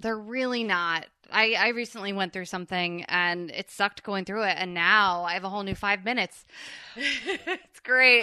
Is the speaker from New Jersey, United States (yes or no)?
yes; New Jersey, United States; I'm from Jersey